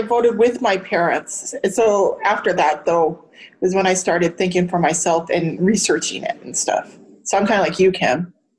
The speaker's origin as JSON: {"language": "English", "region": "Montana", "country": "United States", "tie": "born or raised there", "said": "when I was growing up in Montana, there were Native Americans around us"}